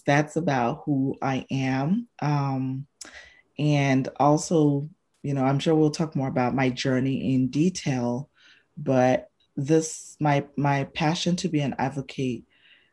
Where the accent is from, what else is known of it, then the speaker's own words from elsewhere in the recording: Botswana; moved away; who I grew up with in Botswana, because that's where I spent my formative years